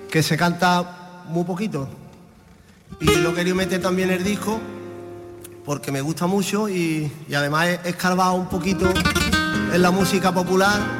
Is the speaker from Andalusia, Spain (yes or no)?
yes; Casarabonela, Andalusia, Spain; yo hago un cante de la trilla de mi pueblo, de Casarbonela